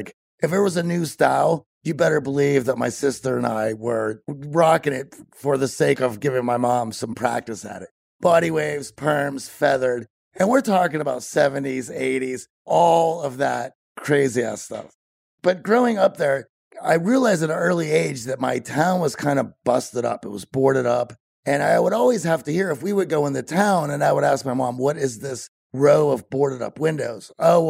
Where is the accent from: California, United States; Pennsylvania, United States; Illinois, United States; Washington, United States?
Pennsylvania, United States; Greensburg; You know, I was born about 40 miles southeast of Pittsburgh, which was a place called Greensburg